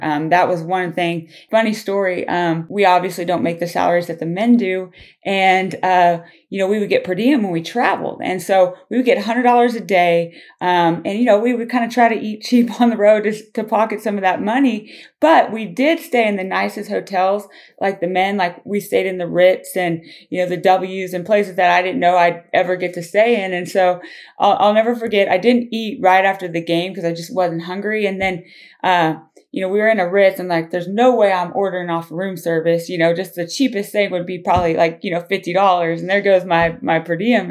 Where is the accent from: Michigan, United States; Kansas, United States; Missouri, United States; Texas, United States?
Kansas, United States; Claflin; moved away; growing up in Claflin is a huge reason, um, why I'm here today